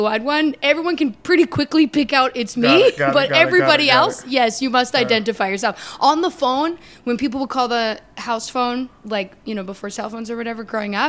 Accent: Canada; I'm from Canada

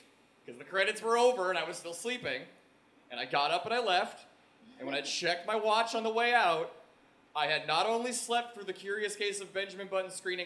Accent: Oakville, Ontario, Canada; I was raised in Oakville, Ontario

